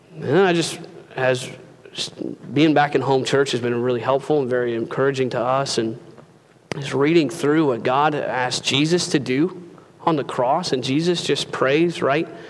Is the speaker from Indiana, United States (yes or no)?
yes; Indiana, United States; moved away as an adult; When I was in college, uh, spent the summers at home in Indiana. I'm from Indiana been down here about 10 years now